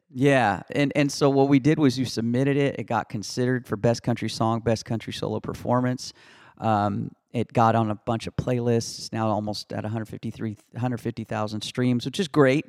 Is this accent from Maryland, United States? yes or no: no; Houston, Texas, United States; moved away as an adult; also born or lived in California; now in Nashville, United States; I was born and raised in Houston, Texas.